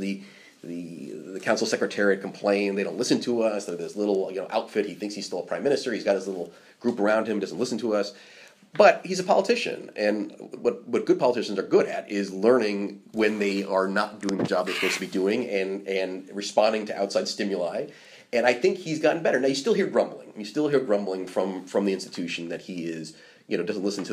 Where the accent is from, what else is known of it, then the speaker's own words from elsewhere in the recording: United States; moved away as an adult; also born or lived in Washington; now in Brussels, Belgium; as an American in Brussels